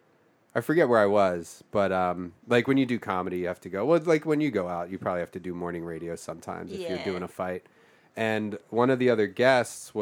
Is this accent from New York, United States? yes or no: no; Philadelphia, Pennsylvania, United States; moved away; I grew up in Philadelphia